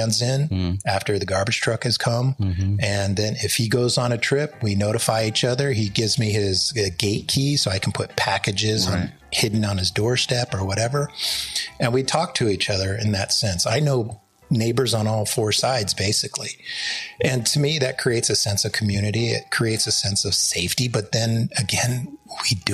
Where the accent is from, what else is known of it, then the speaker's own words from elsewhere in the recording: San Jose, California, United States; when I grew up in San Jose, California, and I was like 10